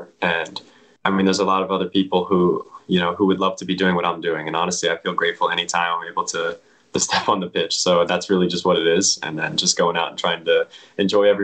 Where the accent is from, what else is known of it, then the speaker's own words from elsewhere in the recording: Pennsylvania, United States; moved away; my hometown, you know, club and academy, PA Classics